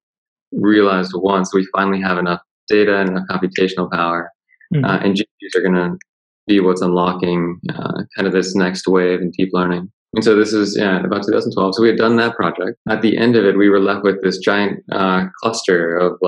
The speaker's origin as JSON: {"language": "English", "region": "Florida", "country": "United States", "tie": "born or raised there", "also_born_or_lived": "Stanford", "moved": "as an adult", "said": "I grew up in Florida and then I went to the University of Florida"}